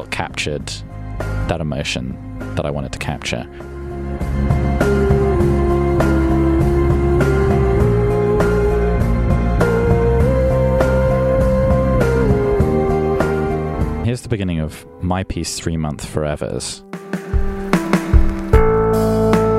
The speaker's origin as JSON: {"language": "English", "region": "England", "country": "United Kingdom", "said": "I'm from England"}